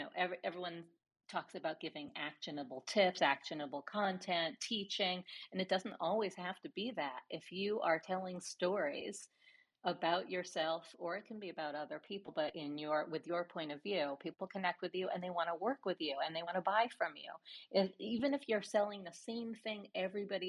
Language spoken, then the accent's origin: English; New York, United States; growing up in New York when the streets were smeared with dog crap